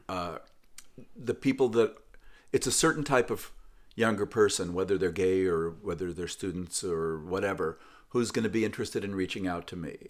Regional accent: West Coast, United States; growing up on the West Coast in the sixties

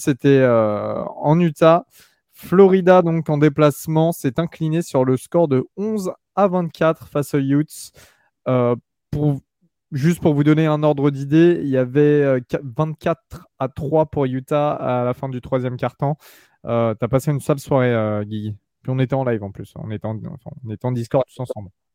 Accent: France; chez nous en France

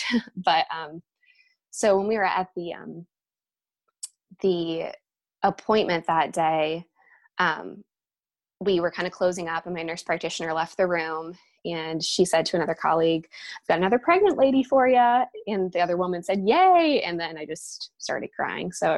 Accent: Ohio, United States; we're from Ohio

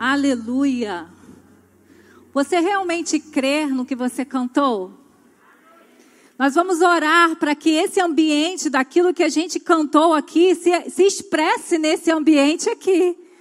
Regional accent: São Gonçalo, Rio de Janeiro, Brazil; now in Itaboraí, Brazil; A minha infância eu passei em São Gonçalo.

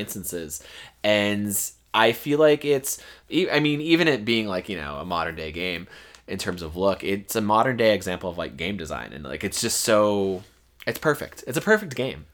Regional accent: Florida, United States; born or raised there

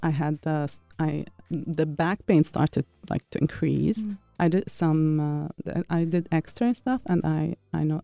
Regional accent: Lebanon; moved away; my home country, Lebanon

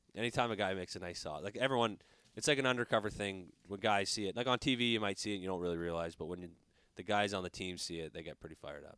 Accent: Canada; now in United States

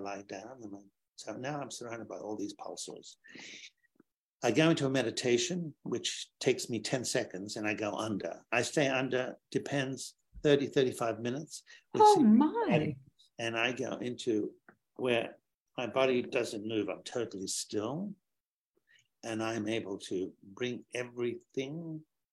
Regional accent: Sydney, New South Wales, Australia; I grew up in Sydney as a young boy

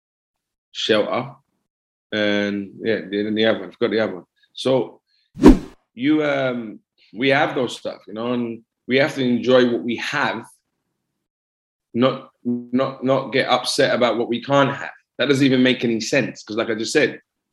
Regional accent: England, United Kingdom; I was born in England

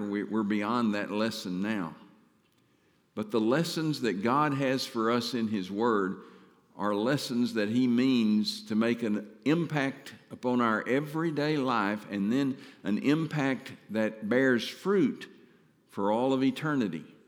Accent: Mount Pleasant, Texas, United States; moved away as an adult; I'm from Mount Pleasant

